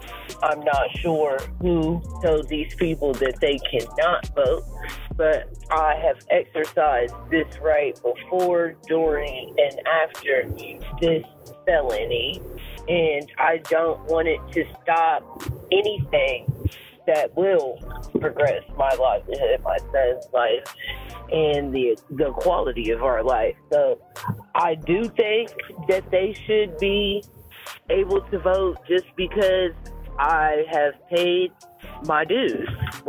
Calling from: Columbus, Ohio, United States; I'm calling from Columbus, Ohio.

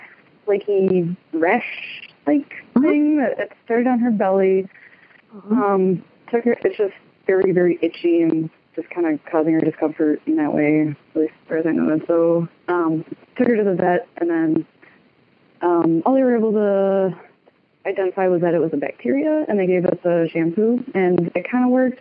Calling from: Racine, Wisconsin, United States; I'm calling from Racine, Wisconsin.

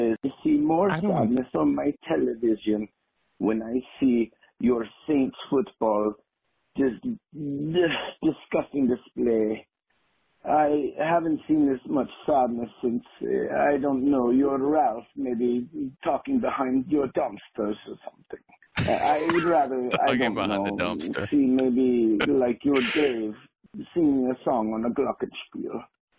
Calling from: Munich, Bavaria, Germany; I'm calling from Munich.

